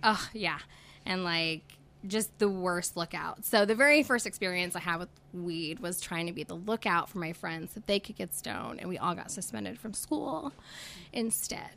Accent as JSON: {"language": "English", "town": "Tulsa", "region": "Oklahoma", "country": "United States", "tie": "born or raised there", "also_born_or_lived": "California / Arizona / Texas / West Virginia", "moved": "as an adult", "said": "I grew up here in Tulsa"}